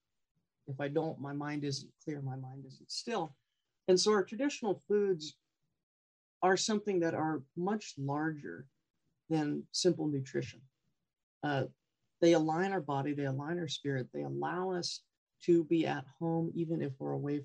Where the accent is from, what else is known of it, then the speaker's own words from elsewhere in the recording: Gambell, Alaska, United States; I'm Knightsey Indian and Siberian Yupik Eskimo from Gamble, Alaska in Kenai